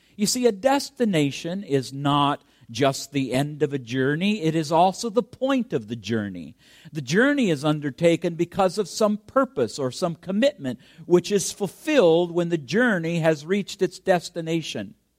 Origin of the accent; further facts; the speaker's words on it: Canada; I'm a Canadian, so I have that as my background background that I'm proud